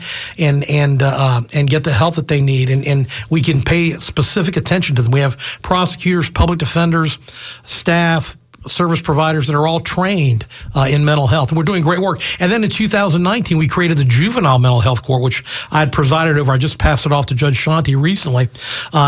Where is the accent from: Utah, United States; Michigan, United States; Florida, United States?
Florida, United States; Tampa; I was born and raised here in Tampa